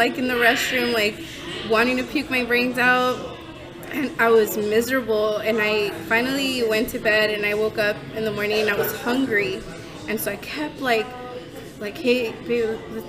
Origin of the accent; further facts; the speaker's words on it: California, United States; I was from California